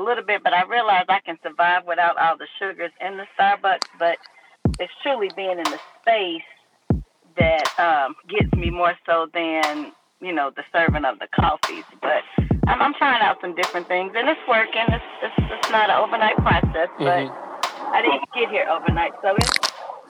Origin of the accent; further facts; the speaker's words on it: Miami, Florida, United States; I ran while in high school, growing up in Miami, Florida